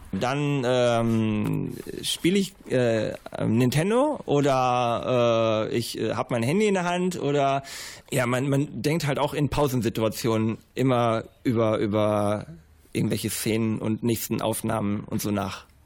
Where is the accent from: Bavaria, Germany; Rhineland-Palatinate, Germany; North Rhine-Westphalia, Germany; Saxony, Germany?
North Rhine-Westphalia, Germany; Bielefeld; Ich komme aus Bielefeld und bin Regisseur und Kameramann